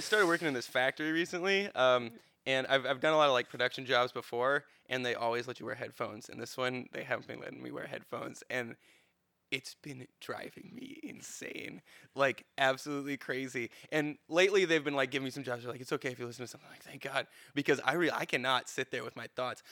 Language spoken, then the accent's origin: English; Cleveland, Ohio, United States; I'm from Cleveland.